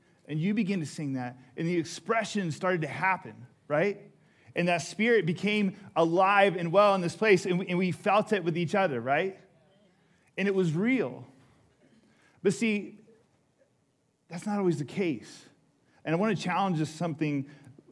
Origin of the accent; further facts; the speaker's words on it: Houston, Texas, United States; moved away; I was in Houston, and it's my hometown